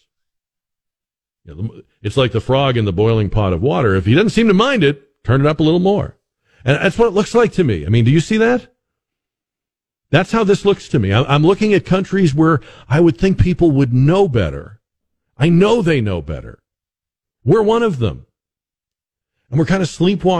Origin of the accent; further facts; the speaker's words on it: Boston, Massachusetts, United States; now in San Antonio, United States; I am originally from Boston